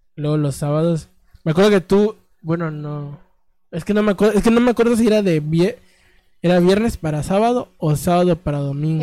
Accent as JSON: {"language": "Spanish", "country": "Mexico", "said": "mi México"}